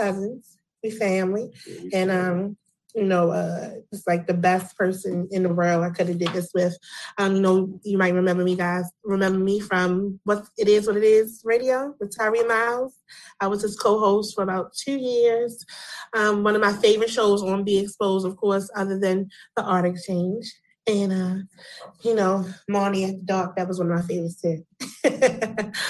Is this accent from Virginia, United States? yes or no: no; Baltimore, Maryland, United States; Baltimore native